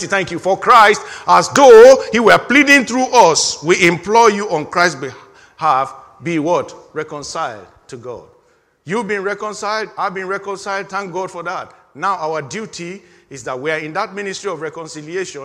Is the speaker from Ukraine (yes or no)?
no; Nigeria; moved away; In my home country, in the year 1983, we had, for the first time, things have happened in, this is Nigeria now